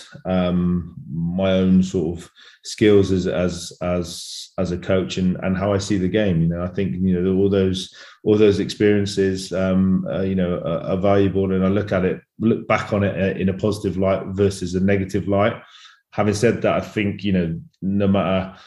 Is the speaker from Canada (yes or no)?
no; England, United Kingdom; moved away as an adult; now in France; a 33-year-old Englishman